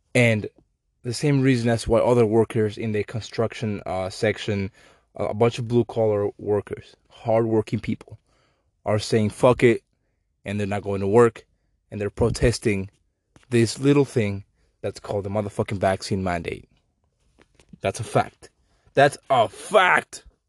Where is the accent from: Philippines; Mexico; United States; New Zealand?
Mexico; I'm Mexican. I apologize for my accent